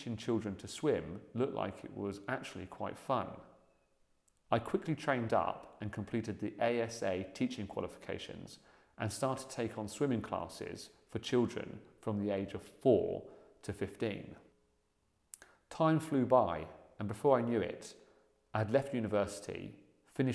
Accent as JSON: {"language": "English", "area": "Buckinghamshire", "region": "South East England", "country": "United Kingdom", "tie": "born or raised there", "said": "I grew up in the Buckinghamshire countryside"}